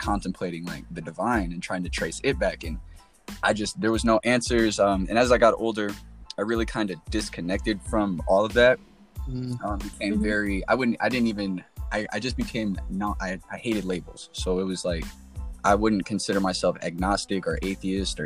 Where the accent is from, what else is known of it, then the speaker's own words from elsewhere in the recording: Alabama, United States; growing up in Alabama, the Bible Belt